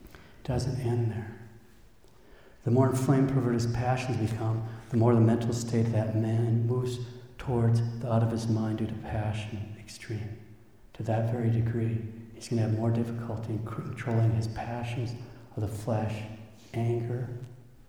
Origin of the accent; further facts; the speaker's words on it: United States; we as an American people